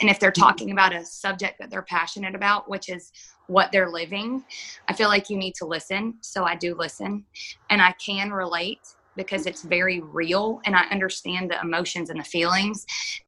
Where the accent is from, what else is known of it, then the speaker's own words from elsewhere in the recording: Panama City, Florida, United States; moved away as an adult; now in Birmingham, United States; we're from Panama City and you know, we're here. We lost our house in a hurricane